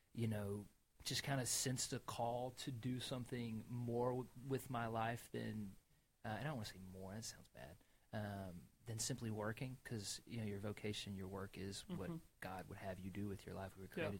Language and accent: English; Waxhaw, North Carolina, United States; also born or lived in Monroe, North Carolina; born and raised in Waxhaw